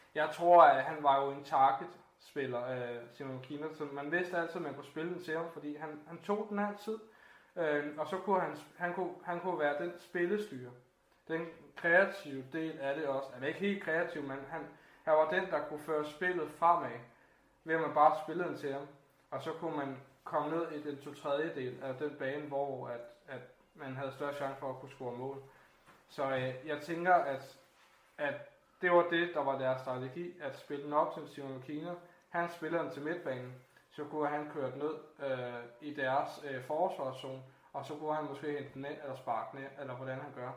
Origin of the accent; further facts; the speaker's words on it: Denmark; vi kommer fra Danmark